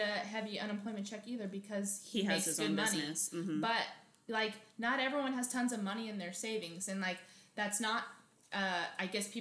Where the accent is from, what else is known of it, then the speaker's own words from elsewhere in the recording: Arizona, United States; now in California, United States; we're from Arizona and we live in California